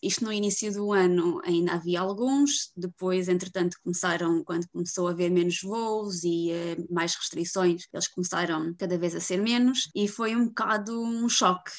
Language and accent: Portuguese; Viseu, Centro, Portugal; moved away as an adult; now in Iceland; sou de Viseu, vivo na Islândia há dois anos